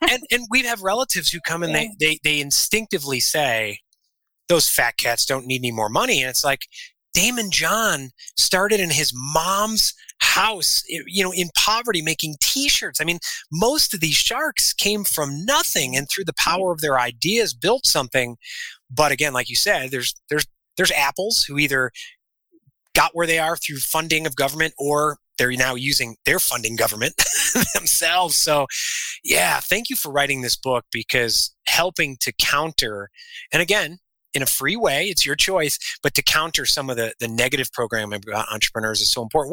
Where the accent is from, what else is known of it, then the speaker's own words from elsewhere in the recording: Illinois, United States; moved away as an adult; also born or lived in South Carolina; now in Arizona, United States; we're originally from Illinois